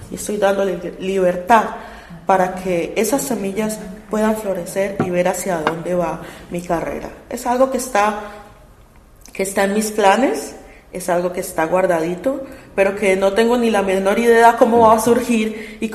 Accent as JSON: {"language": "Spanish", "country": "Colombia", "said": "no solamente porque somos colombianos y porque la música es maravillosa"}